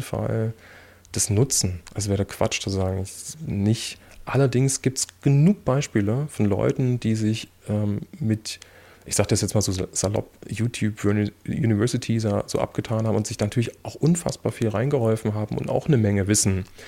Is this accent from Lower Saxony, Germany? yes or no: no; Erfurt, Thuringia, Germany; also born or lived in Weimar / Australia; ich bin ja Erfurter.